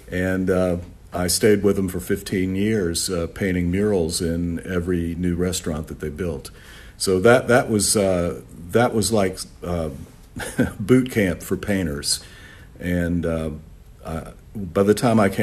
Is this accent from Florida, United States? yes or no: yes; Orlando, Florida, United States; also born or lived in New York; I grew up here in Orlando, Florida.